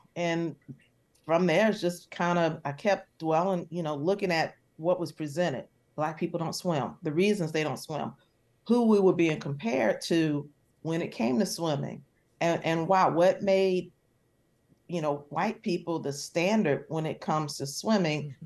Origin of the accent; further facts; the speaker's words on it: Charlotte, North Carolina, United States; I'm from Charlotte, and everyone I knew swam